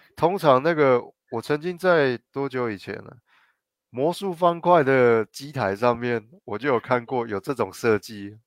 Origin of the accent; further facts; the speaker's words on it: Guanmiao, Tainan, Taiwan; 我小时候在关庙的时候，关庙菜市场一走进去